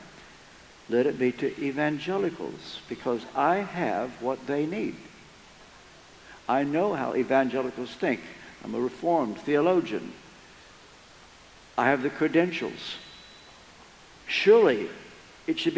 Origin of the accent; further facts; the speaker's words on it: Kentucky, United States; moved away as an adult; also born or lived in England; I'm from Kentucky. And I grew up here, but we went to England back in 1973 and virtually lost contact with our own country.